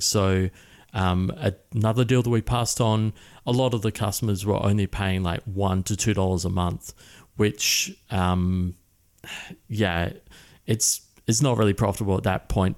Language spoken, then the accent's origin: English; Adelaide, South Australia, Australia; moved away as an adult; now in Chiang Mai, Thailand; I grew up in Adelaide, which is a city of about a million people in the centre and down the bottom.